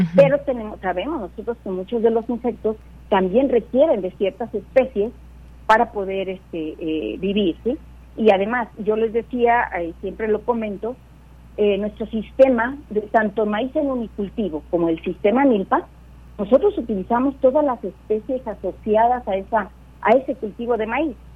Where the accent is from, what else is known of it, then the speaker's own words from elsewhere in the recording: Michoacán, Mexico; Yo soy originaria de Michoacán